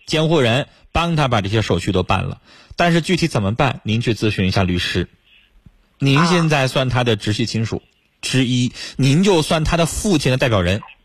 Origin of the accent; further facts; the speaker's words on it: China; 是我们中国人的良心。